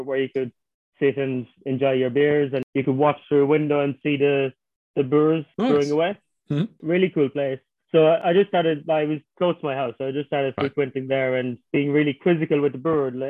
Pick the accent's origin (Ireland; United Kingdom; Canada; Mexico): Ireland; Skibbereen, Munster; moved away as an adult; also born or lived in Frankfurt, Germany; I come from a small town in West Cork in Ireland called Skibbereen